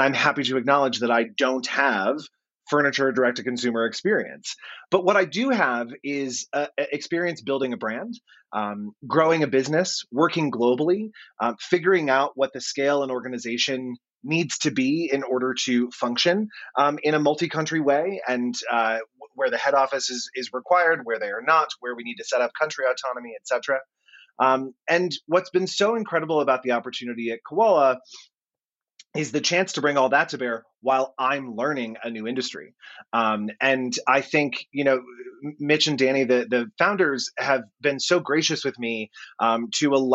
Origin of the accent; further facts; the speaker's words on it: United States; I am not an Australian. I am a dumb American that has come into this country